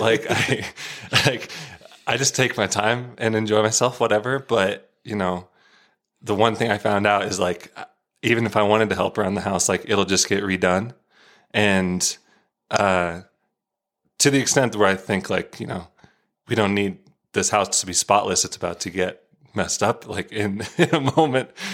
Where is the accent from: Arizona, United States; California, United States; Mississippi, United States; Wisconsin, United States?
Arizona, United States; moved away; from Arizona